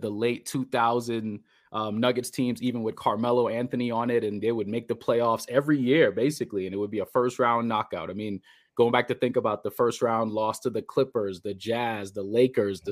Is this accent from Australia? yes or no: no; Trinidad & Tobago; moved away; also born or lived in Bahamas; I went to high school in the Bahamas, but I'm originally from Trinidad.